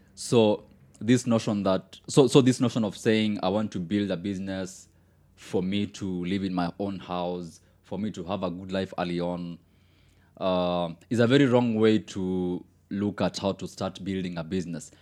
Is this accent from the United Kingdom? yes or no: no; Kenya; even as a Kenyan